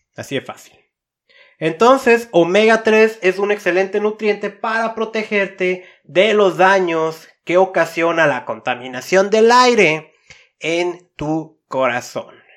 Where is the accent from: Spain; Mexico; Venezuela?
Mexico; Tijuana, Baja California; Yo vengo de una ciudad de Tijuana